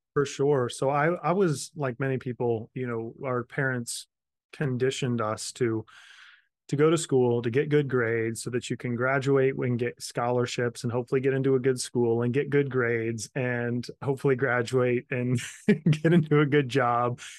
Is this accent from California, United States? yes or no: no; Kansas, United States; also born or lived in Florida; now in South Carolina, United States; Grew up in Kansas, moved to Florida for a while, and ended up in South Carolina, moved here in two thousand nine